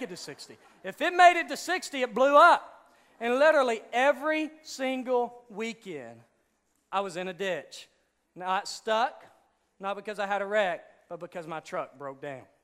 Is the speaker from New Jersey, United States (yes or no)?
no; Hot Springs, Arkansas, United States; accent: redneck; I'm from Hot Springs, Arkansas, so if I sound like a redneck every now and then